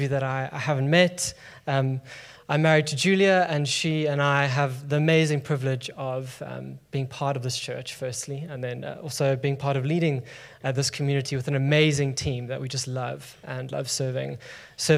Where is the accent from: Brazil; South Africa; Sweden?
South Africa; now in London, United Kingdom; I'm from South Africa